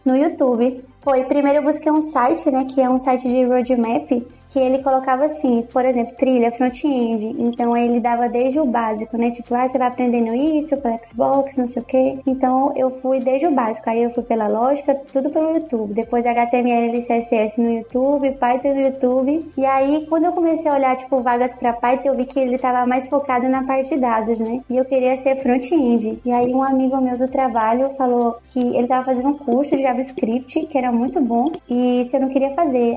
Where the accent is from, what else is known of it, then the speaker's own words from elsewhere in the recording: Aparecida de Goiânia, Goiás, Brazil; moved away as an adult; also born or lived in Bahia; now in A Coruña, Spain; E eu sou de Goiânia, nasci em Goiânia, Goiás e vivi em Aparecida de Goiânia, que é a segunda maior cidade lá